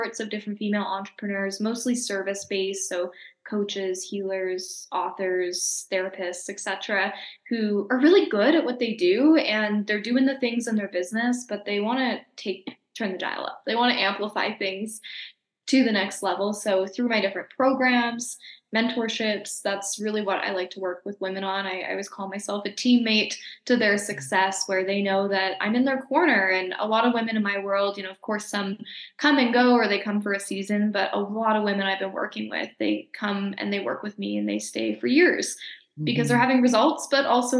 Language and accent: English; Calgary, Alberta, Canada; also born or lived in Nelson, British Columbia; now in Mexico; Calgary's my hometown.